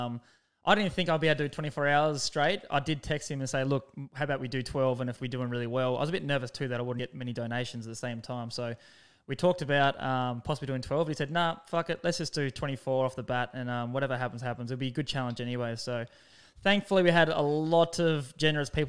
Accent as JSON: {"language": "English", "town": "Hobart", "region": "Tasmania", "country": "Australia", "tie": "born or raised there", "moved": "yes", "lives_now": "Brisbane, Australia", "said": "my hometown"}